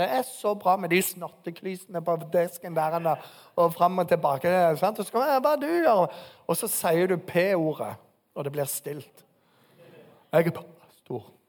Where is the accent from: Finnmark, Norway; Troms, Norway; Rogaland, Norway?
Rogaland, Norway; Bryne; moved away; Bryne, der jeg kommer fra.